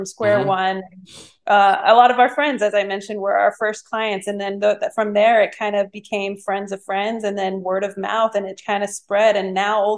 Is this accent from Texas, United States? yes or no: yes; Texas, United States; moved away as an adult; also born or lived in Boston / Austin; I grew up in Texas. I'm from Texas, but I never had lived in Austin.